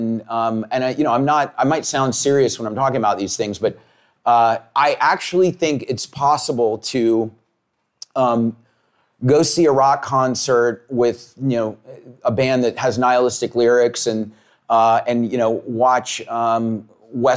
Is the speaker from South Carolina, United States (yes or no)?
yes; South Carolina, United States; I grew up in South Carolina